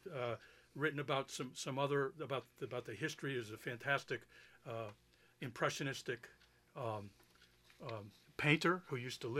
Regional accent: Hartford, Connecticut, United States; also born or lived in Mansfield, Connecticut; I grew up in the city. I grew up in Hartford. And for me, the trails were sidewalks. And we never get out of Hartford, you know, in the sector. I live right near Mark Twain.

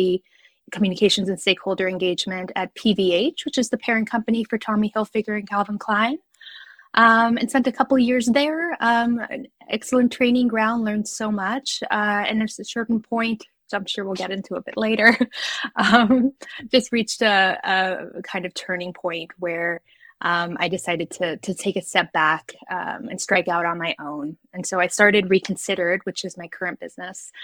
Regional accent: Guam; moved away; I grew up in Guam, which is a small island in the middle of the Pacific. It's a U.S. territory

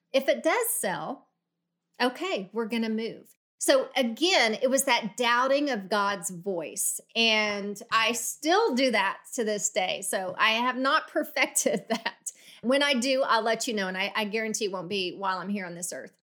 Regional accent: Oklahoma City, Oklahoma, United States; moved away; I grew up in Oklahoma City

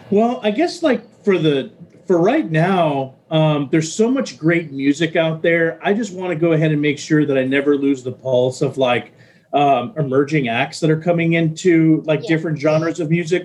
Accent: Texas, United States; moved away; I'm originally from Texas

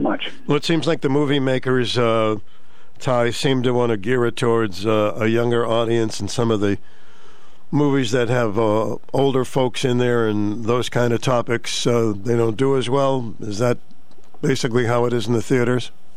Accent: Boston, Massachusetts, United States; we grew up in Mattapan, Mass

